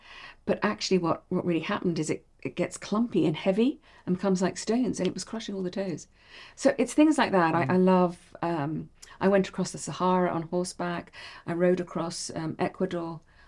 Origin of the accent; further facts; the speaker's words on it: Bahrain; I grew up in Bahrain. I'm fine with the heat.